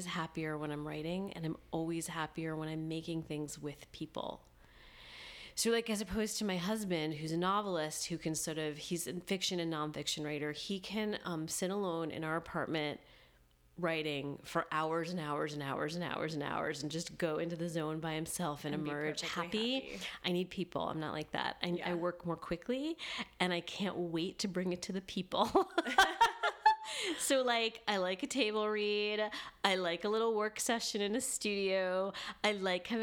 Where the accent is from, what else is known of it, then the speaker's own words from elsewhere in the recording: Libertyville and Northbrook, Illinois, United States; also born or lived in suburbs of Detroit, Michigan / New York; when I was 10 and a half, my mom remarried and we moved to Libertyville, Illinois